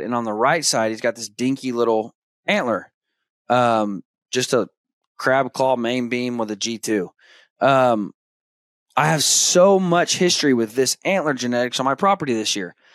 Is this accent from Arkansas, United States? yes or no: yes; Arkansas, United States; now in Kansas, United States; I grew up hunting deer in Arkansas